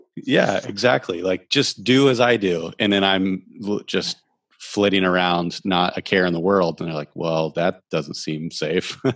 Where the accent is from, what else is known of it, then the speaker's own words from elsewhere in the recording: Ohio, United States; moved away; also born or lived in Alaska / Florida; I grew up in Ohio